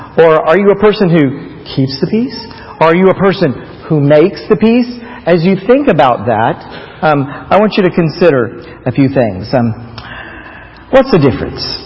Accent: Florida, United States; moved away as an adult; also born or lived in Taiwan; I grew up in Florida

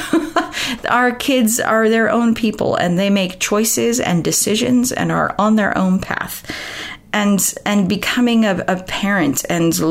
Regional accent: United States; moved away as an adult; Growing up in America, I've been in this country for 17 years now

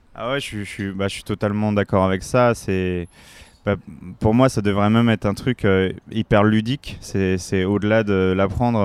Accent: La Courneuve, Île-de-France, France; Je viens du 93, je viens de La Courneuve dans le 93

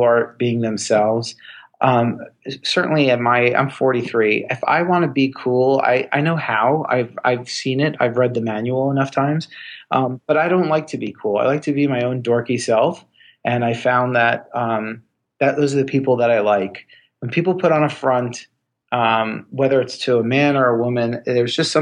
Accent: Miami Beach, Florida, United States; moved away as an adult; also born or lived in Indiana / Chicago; I was born and raised in Miami Beach

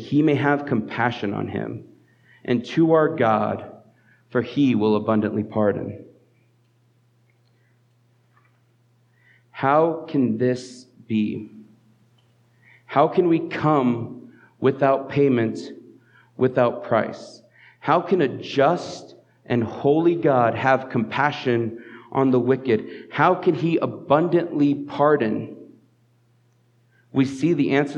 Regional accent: Southeast Colorado, United States; now in Fort Collins, United States; I grew up in Southeast Colorado

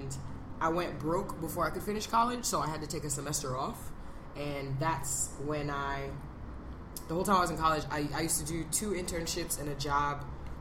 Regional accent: New York City, New York, United States; I grew up in New York. I'm from Brooklyn. I'm from East Flatbush.

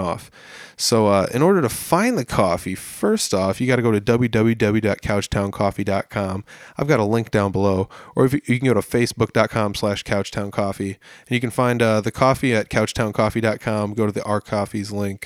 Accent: Humboldt, Iowa, United States; I'm from Humboldt. This is kind of where I was born and raised.

